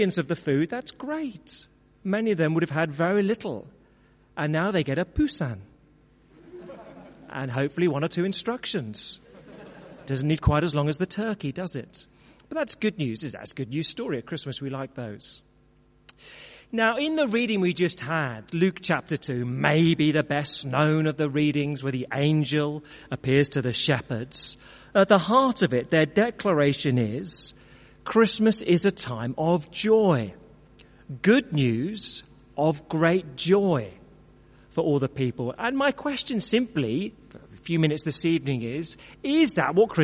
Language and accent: English; Brentwood, East of England, United Kingdom; known to many others as my hometown, where for, as a result of growing up there for 40 years of my life